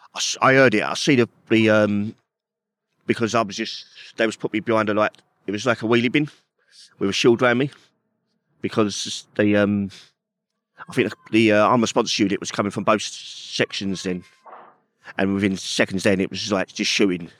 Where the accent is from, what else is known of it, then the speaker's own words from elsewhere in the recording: London, United Kingdom; growing up in Peckham